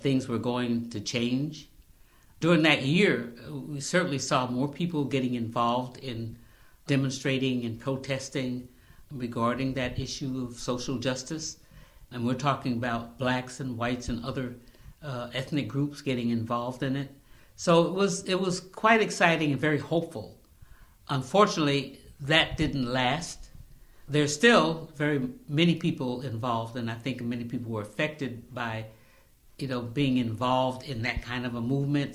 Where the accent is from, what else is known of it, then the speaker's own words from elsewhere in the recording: the Adirondacks, upstate New York, United States; also born or lived in South Carolina; now in Albany, United States; I'm from the Adirondacks. Actually, I was actually born in South Carolina, but my family moved when I was very young to the Adirondacks